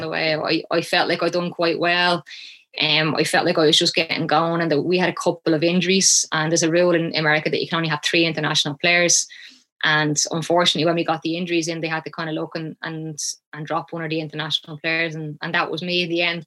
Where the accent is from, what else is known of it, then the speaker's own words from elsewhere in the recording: Shankill, Leinster, Ireland; I grew up in Shankill